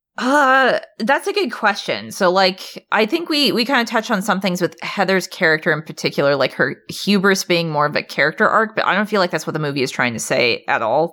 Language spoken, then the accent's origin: English; Alaska, United States; now in Portland, United States; I'm from Alaska